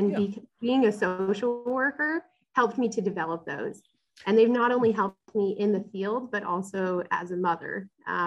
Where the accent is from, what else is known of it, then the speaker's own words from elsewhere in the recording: West Coast, United States; moved away as an adult; also born or lived in Rexburg, Idaho; now in North Carolina, United States; I'm from the West Coast.